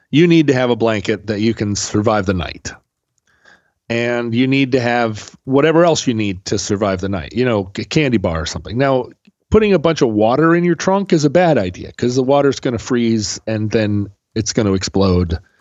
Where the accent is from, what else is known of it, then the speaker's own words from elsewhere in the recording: Alaska, United States; moved away; growing up in Alaska